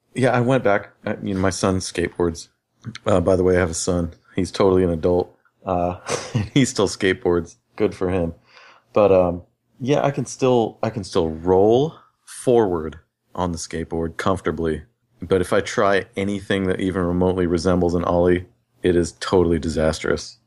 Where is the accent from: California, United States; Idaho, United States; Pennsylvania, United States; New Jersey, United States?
California, United States; Riverside; I grew up in Riverside, California